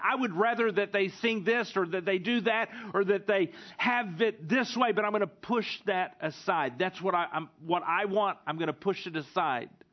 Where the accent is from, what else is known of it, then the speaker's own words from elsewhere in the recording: the South, United States; now in Stuttgart, Germany; growing up in the South